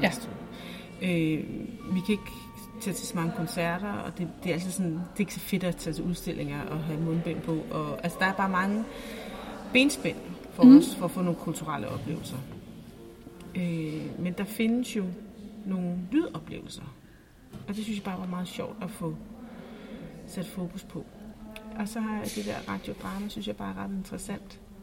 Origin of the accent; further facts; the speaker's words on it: Næstved, Zealand, Denmark; moved away as an adult; also born or lived in Copenhagen; jeg er født og opvokset i Næstved